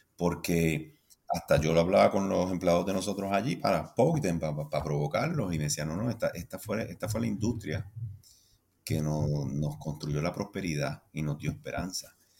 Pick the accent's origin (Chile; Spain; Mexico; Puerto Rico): Puerto Rico; yo como puertorriqueño